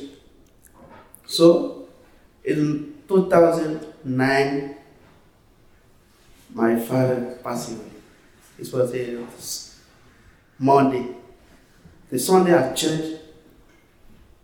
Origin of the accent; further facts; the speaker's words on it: Côte d’Ivoire; English is a second language; I'm from Ivory Coast in West Africa, so we speak French